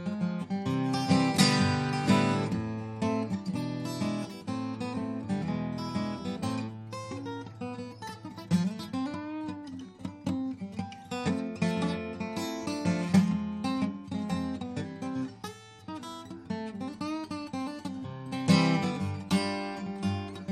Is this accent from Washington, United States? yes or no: no; New York, United States; I cut my teeth on the folk revival in New York because I'm from New York, so I'd go to Greenwich Village